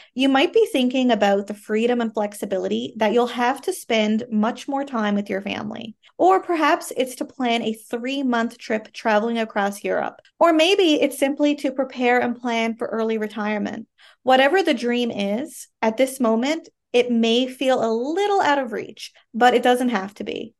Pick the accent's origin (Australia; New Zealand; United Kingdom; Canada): Canada; I am a Canadian social worker